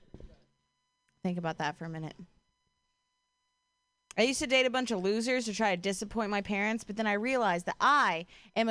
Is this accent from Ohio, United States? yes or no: yes; Ohio, United States; now in Bay Area, United States; I'm from Ohio